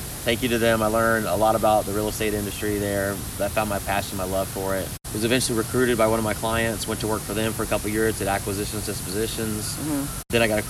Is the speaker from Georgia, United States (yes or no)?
yes; Atlanta, Georgia, United States; moved away as an adult; also born or lived in Miami, Florida; now in Indianapolis, United States; So I'm originally from Atlanta, Georgia, born in Miami. Yeah, right? South Florida. And recently, about 8 years ago, relocated to Indianapolis now. So that's where I live now, but I'm a Southeast guy, born and raised.